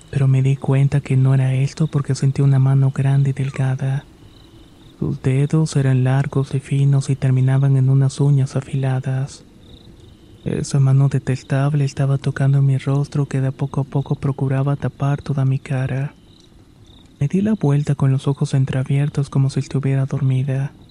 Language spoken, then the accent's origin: Spanish; Catapilco, Valparaíso, Chile; recuerdo que soy de Catapilco, una pequeña localidad en la región de Valparaíso, Chile.